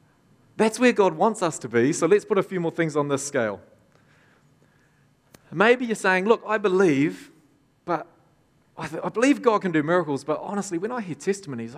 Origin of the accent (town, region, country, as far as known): Tokoroa, Waikato, New Zealand; born or raised there